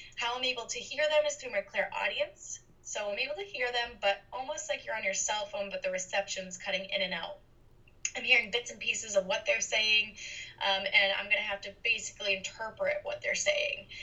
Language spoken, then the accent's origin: English; Boston, Massachusetts, United States; now in Los Angeles, United States; I was born and raised in Boston, Massachusetts, and I now live in Los Angeles, California.